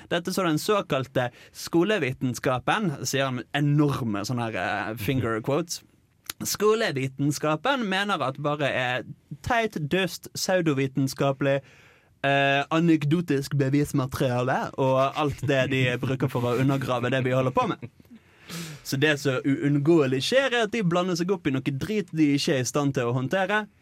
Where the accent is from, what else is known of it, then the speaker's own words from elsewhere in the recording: Eastern Norway, Norway; jeg kommer faktisk fra Østlandet